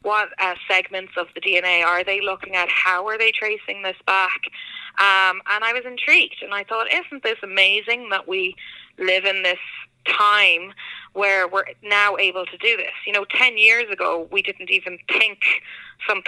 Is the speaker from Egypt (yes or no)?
no; Ireland; moved away as an adult; now in Connecticut, United States; this is not a Connecticut accent as well. So I'm actually from Ireland, and I emigrated to the US 5 years ago